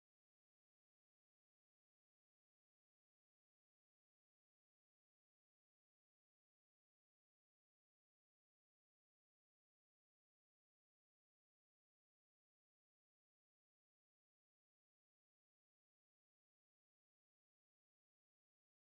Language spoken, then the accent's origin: English; North Carolina, United States; moved away; also born or lived in Los Angeles; I'm from North Carolina